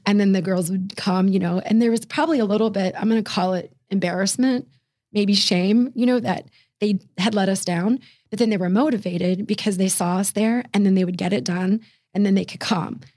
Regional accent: Fairfax, Virginia, United States; right about twelve miles from downtown D C proper is Fairfax, Virginia, and that's where I was raised

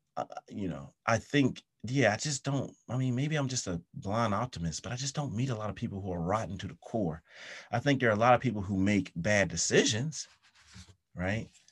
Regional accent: South Carolina, United States; moved away; also born or lived in London; my hometown in, in, uh, South Carolina

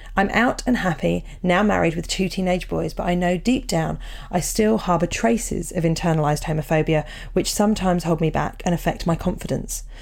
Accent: Portsmouth, South East England, United Kingdom; both growing up in Portsmouth

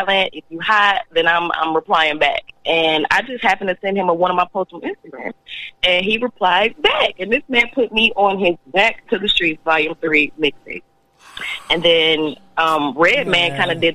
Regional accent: Toledo, Ohio, United States; moved away as an adult; now in Atlanta, United States; I'm from the Toledo. I'm from the mud. I love it. I'm the glass city all day long

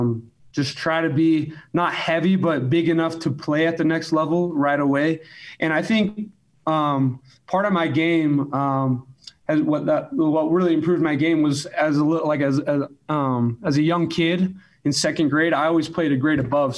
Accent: Alpine, Utah, United States; I grew up in Alpine.

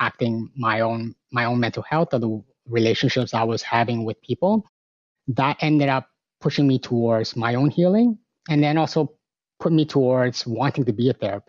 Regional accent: Markham, Ontario, Canada; also born or lived in Hong Kong; Born in Hong Kong, came here when I was 6 years old, been running around in Markham, a small town within the province of Ontario, close enough to Toronto. And grew up with a whole lot of other immigrants

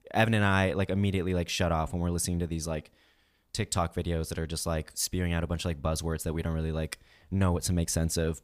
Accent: Kansas City, United States; we were growing up in Kansas City

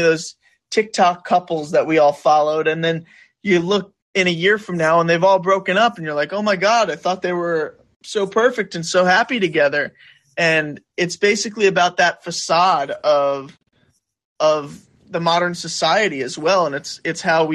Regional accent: New York, United States; moved away as an adult; now in Los Angeles, United States; I'm a New Yorker at heart

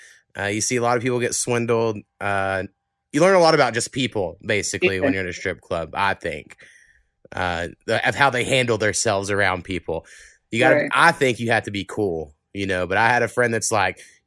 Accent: Oklahoma, United States; I lived in Oklahoma my whole life, and I lived in a town that had like 3,000 people my whole life. It's down about 1,800 now, my hometown

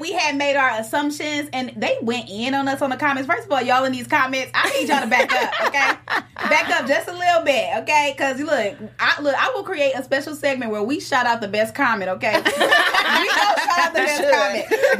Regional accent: Detroit, Michigan, United States; I'm from Detroit.

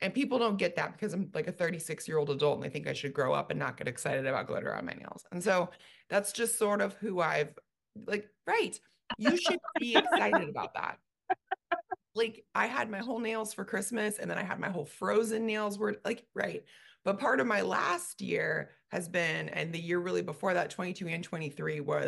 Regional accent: California, United States; moved away as an adult; now in Dallas, United States; we moved from California. We've been in California for every minute of my life

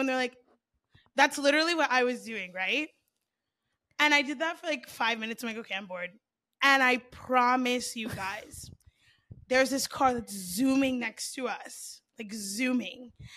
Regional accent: South Florida, United States

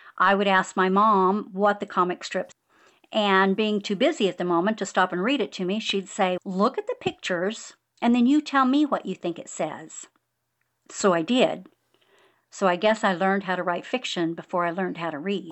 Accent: Bakersfield, California, United States; now in Hill Country, Texas, United States; growing up in the San Joaquin Valley

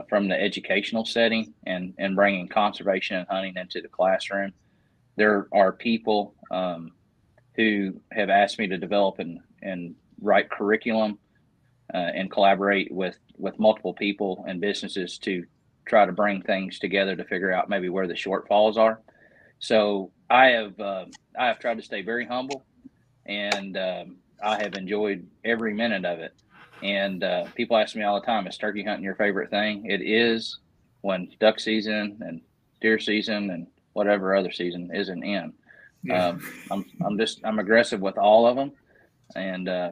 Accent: Northern Kentucky, United States; I live in Western Kentucky. I grew up in Northern Kentucky off the Ohio River

